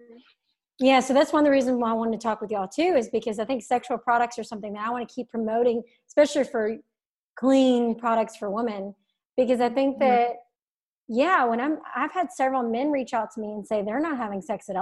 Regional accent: the South, United States; I'm from the South, conservative family.

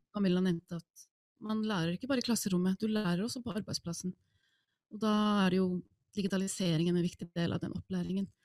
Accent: Iceland; Norwegian is a second language; moved away as an adult; now in Norway; jeg er opprinnelig islending

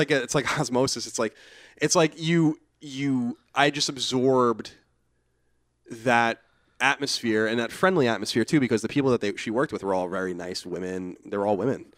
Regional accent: Rockville Centre, Long Island, New York, United States; I'm from Rockaven, Long Island

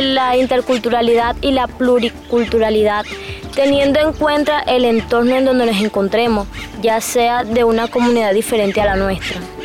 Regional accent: Camarones, La Guajira, Colombia; Soy de acá de La Guajira, del corregimiento de Camarones, de la comunidad indígena de Puerto Chentico

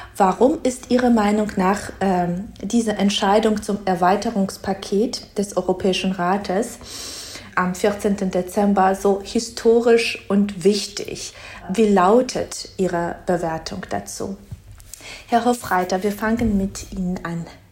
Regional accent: Georgia; moved away; als gebürtige Georgierin

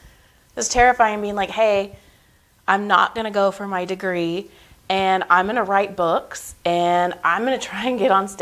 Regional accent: Madera, California, United States; Madera, Fresno.

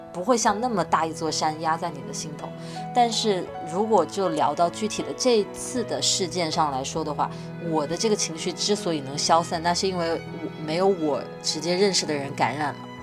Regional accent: Wuhan, Hubei, China; 因为我在武汉长大

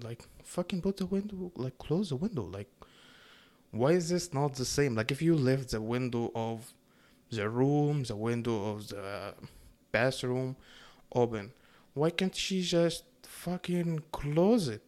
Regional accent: Egypt; now in Canada; I grew up in Egypt

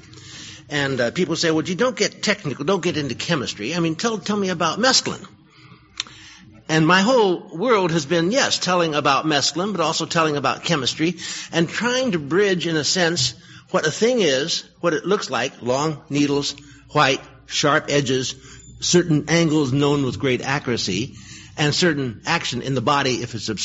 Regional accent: Berkeley, California, United States; I was born in Berkeley. I found a life there.

